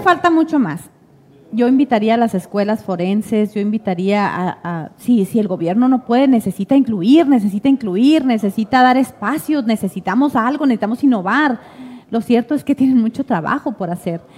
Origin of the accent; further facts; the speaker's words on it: Santa Ana, Sonora, Mexico; soy orgullosamente santanense, soy orgullosamente sonorense